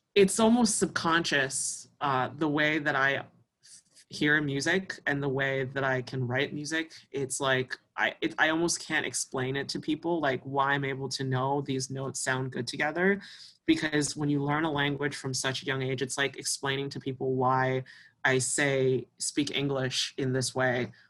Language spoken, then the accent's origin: English; Albany, New York, United States; also born or lived in China / South Korea; now in Toronto, Canada; I grew up in Albany.